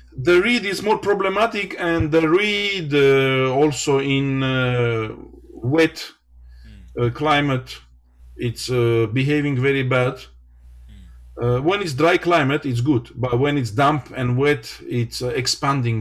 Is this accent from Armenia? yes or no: yes; Ararat Valley, Armenia; English is a second language; born and I become from the Ararat uh, region, Ararat Valley